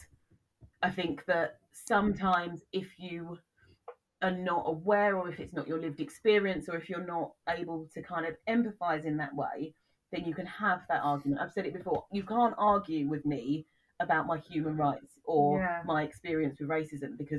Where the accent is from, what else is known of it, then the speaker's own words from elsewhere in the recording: United Kingdom; I am very proud to be British, and I always say British.